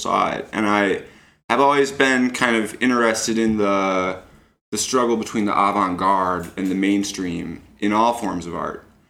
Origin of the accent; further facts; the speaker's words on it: Toledo, Ohio, United States; also born or lived in Detroit; I grew up in Toledo, Ohio